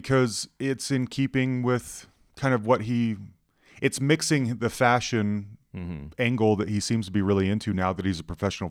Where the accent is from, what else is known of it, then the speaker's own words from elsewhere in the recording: Salt Lake City, Utah, United States; I grew up in Salt Lake City